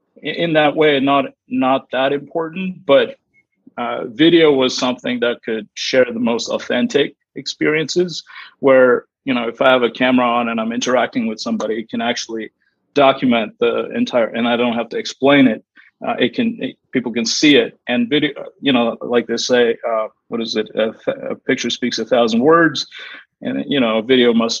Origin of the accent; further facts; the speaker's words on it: India; moved away as an adult; now in United States; I moved here from India when I was 18 years old